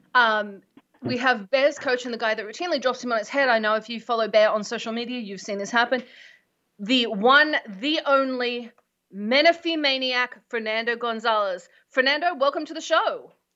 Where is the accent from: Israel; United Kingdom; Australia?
Australia; now in United States; I'm Australian